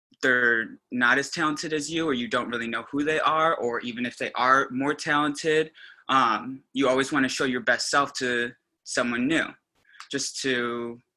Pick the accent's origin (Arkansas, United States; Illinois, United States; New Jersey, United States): Illinois, United States; Des Plaines; I'm originally from Chicago, northwest suburb called Des Plaines.